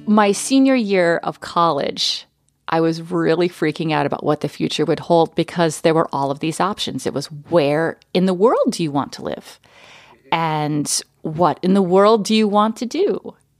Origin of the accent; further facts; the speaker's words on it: Connecticut, United States; also born or lived in Texas; now in Minnesota, United States; we moved to Connecticut, where I lived from the time I was four